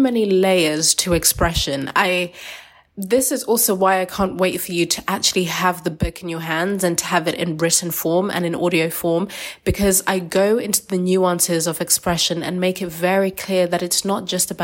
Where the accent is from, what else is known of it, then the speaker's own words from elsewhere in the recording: Zimbabwe; I'm from Zimbabwean, Shona tribe. I'm from a culture where singing is a big part of the culture